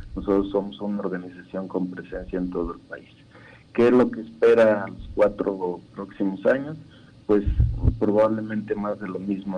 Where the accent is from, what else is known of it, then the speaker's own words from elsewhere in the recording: Mexico; porque somos mexicanos